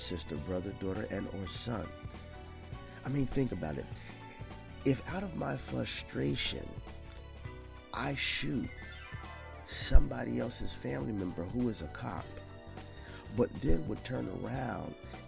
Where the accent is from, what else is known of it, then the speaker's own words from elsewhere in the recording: United States; as an American people, as an African American people